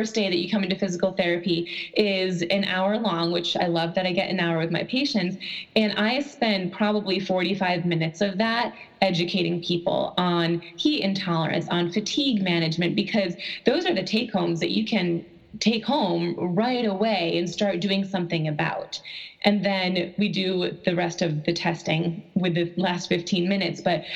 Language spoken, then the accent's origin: English; Buffalo, New York, United States; I am actually from Buffalo, New York